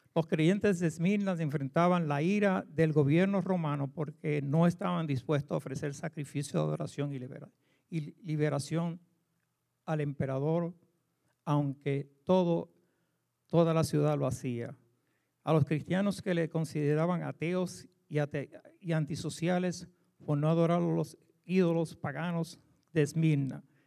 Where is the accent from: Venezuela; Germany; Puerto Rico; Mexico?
Puerto Rico; moved away; como decimos en Puerto Rico